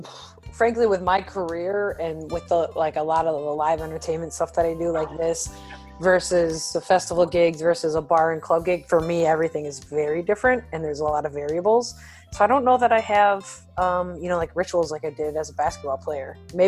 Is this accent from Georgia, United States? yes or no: no; Milwaukee, Wisconsin, United States; I got to go with my hometown. I'll be very candid. I love Milwaukee.